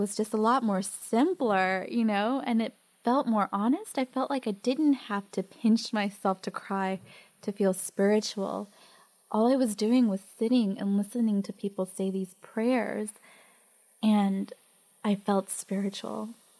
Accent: Mexico; born there; I was born in Mexico, but I'm really from Spain, because it was Europe, you know, Spain's better.

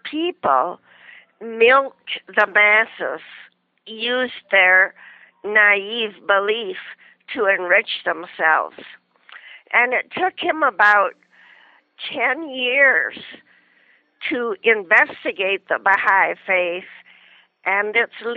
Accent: Ypsilanti, Michigan, United States; moved away; I grew up in Ypsilanti, Michigan

